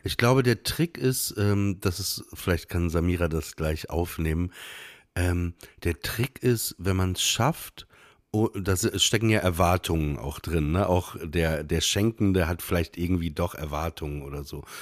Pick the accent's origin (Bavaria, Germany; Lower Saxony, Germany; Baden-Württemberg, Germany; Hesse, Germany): Lower Saxony, Germany; Papenburg; ich bin in Papenburg im Emsland aufgewachsen